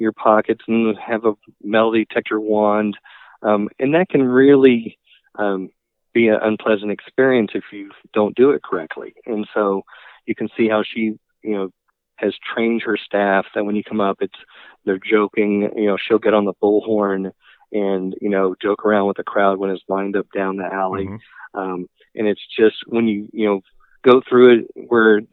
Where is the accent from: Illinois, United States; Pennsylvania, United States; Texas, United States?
Texas, United States; College Station; moved away as an adult; now in Boise, United States; I grew up in Bryan College Station, Texas